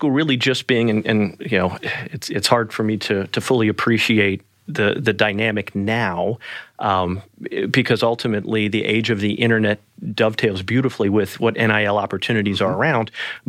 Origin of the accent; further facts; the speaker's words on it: New Orleans, Louisiana, United States; So I'm from New Orleans, Louisiana originally, born mm-hmm. and raised. Spent the first 18 years of life there.